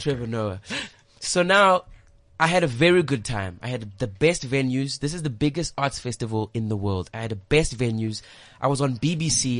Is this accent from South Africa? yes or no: yes; South Africa; I'm from South Africa